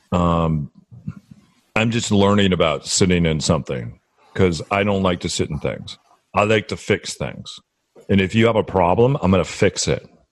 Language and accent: English; Midwest, United States; also born or lived in New Orleans; now in Seattle, United States; I was born in the Midwest